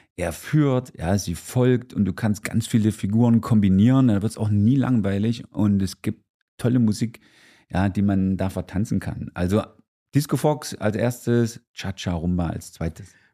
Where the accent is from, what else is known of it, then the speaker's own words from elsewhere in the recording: Gera, Thuringia, Germany; ich bin Urgera, also in Gera geboren, 1971 und bin in einer Tanzlehrerfamilie schon aufgewachsen